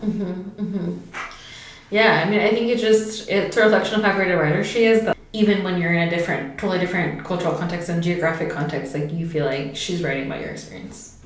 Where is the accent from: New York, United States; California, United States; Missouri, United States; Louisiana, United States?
California, United States; a suburb of San Francisco; moved away as an adult; also born or lived in West Oakland / New Haven; growing up in a suburb of it